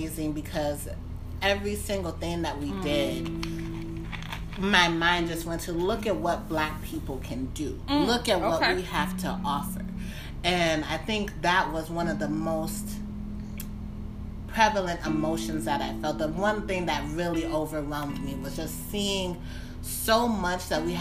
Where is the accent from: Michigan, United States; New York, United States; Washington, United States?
Michigan, United States; Detroit; now in Maryland, United States; I grew up in Detroit